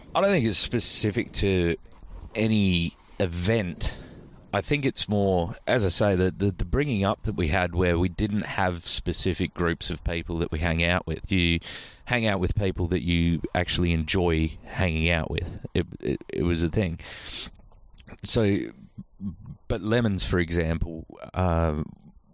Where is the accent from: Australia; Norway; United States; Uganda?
Australia; Albany, Western Australia; I'm from Albany